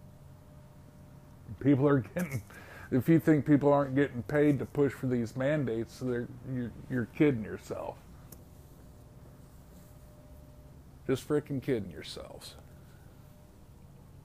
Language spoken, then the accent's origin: English; United States; also born or lived in Romania; being an American